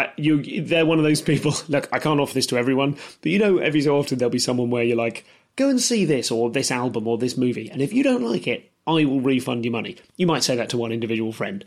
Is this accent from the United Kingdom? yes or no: yes; United Kingdom; I'm too British